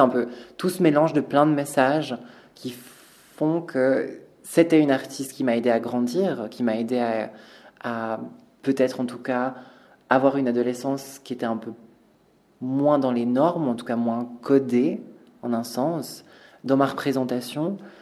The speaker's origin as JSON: {"language": "French", "region": "Valais", "country": "Switzerland", "tie": "born or raised there", "said": "on a grandi en Valais, euh, on a grandi dans un endroit où les cases c'est hyper important"}